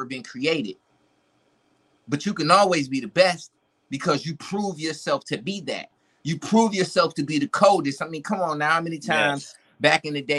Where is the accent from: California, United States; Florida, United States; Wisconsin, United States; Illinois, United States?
Wisconsin, United States; Milwaukee; moved away; I'm originally from Milwaukee